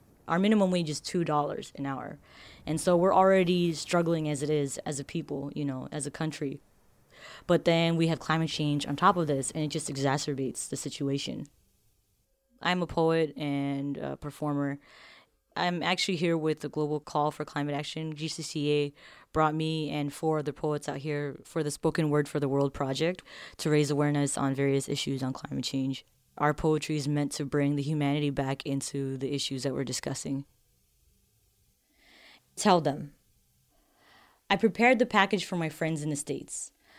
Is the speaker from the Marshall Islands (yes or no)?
yes; Marshall Islands